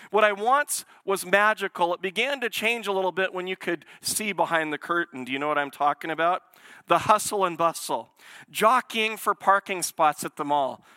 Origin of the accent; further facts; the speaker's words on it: Portland, Oregon, United States; Portland, it's where I was born.